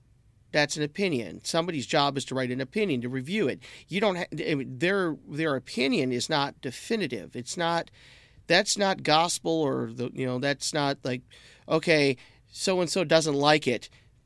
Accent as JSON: {"language": "English", "town": "Detroit", "region": "Michigan", "country": "United States", "tie": "born or raised there", "said": "I'm from Detroit. I don't need something that says Detroit on it to make me feel like I'm from Detroit. And I grew up in the same town that Kid Rock did."}